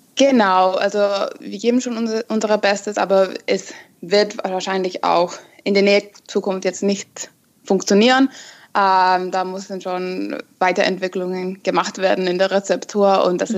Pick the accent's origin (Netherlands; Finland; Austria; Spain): Finland; now in Munich, Germany; ich komme ursprünglich aus Finnland mhm. und ja, keine Ahnung, bin 29 Jahre alt und wohne gerade in Deutschland in München